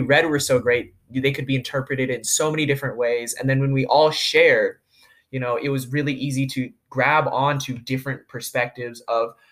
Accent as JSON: {"language": "English", "town": "McMinnville", "country": "United States", "tie": "born or raised there", "said": "growing up in McMinnville, you know, surrounded by your friends and those who love you"}